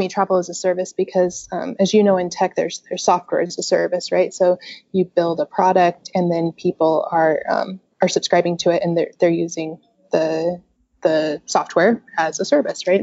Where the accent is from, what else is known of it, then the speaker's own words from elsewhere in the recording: Utah, United States; I'm from Utah